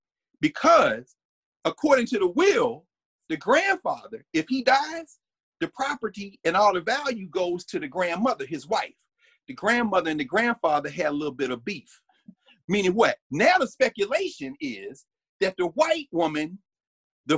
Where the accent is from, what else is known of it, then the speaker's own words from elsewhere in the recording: Tennessee, United States; I'm from Tennessee